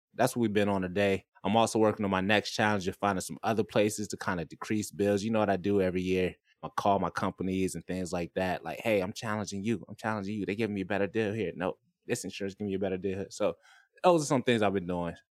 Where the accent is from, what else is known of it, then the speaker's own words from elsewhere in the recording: Florida, United States; now in San Diego, United States; I'm from Florida